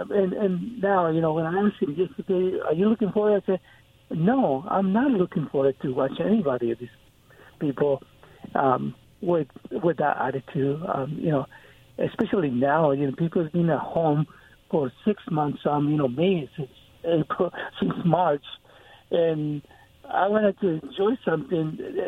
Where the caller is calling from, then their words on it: Kennewick, Washington, United States; Yeah, this is … from Kennewick.